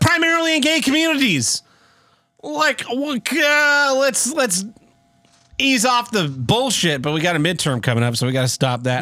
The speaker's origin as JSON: {"language": "English", "town": "Tulsa", "region": "Oklahoma", "country": "United States", "tie": "born or raised there", "said": "it was filmed in my hometown"}